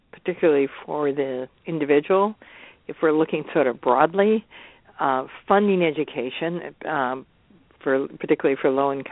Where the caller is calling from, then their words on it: Seattle, Washington, United States; I'm talking from Seattle.